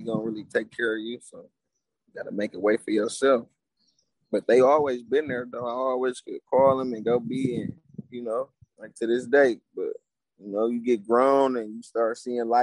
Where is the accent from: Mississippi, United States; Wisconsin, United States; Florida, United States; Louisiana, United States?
Wisconsin, United States; Milwaukee; moved away as an adult; now in Louisville, United States; I'm from Milwaukee, Wisconsin